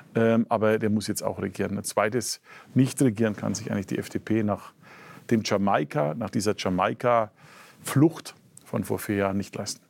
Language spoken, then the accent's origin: German; Franconia, Bavaria, Germany; Als Franke